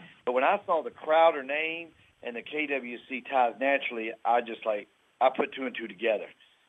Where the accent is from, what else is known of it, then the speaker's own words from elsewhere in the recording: Owensboro, Kentucky, United States; I was born and raised in Owensboro, Kentucky.